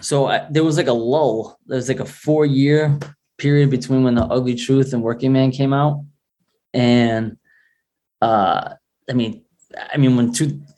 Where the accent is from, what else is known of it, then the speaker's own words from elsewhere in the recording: Rhode Island, United States; Rhode Island's a working class state.